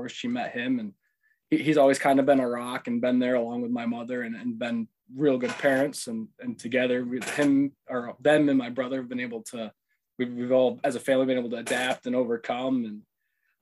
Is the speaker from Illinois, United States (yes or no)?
no; Susquehanna County, Pennsylvania, United States; moved away as an adult; also born or lived in Ohio; I was born and raised in Susquehanna County, Pennsylvania, the same place you were